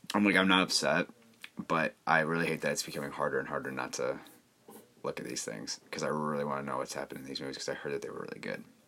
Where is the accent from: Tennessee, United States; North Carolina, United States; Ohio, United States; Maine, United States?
Ohio, United States; Cleveland; I'm from Cleveland